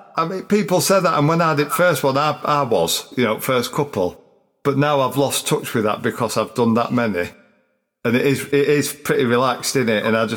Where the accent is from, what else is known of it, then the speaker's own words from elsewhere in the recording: Yorkshire and the Humber, United Kingdom; accent: broad; also born or lived in Chesterfield; I'm Yorkshire now.